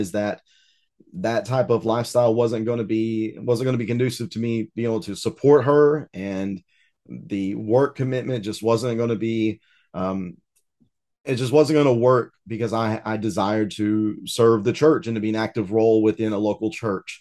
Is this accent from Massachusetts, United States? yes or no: no; East Tennessee, United States; also born or lived in Riverside, California / Arkansas; I might be born in Southern California, but I've been raised in East Tennessee and lived here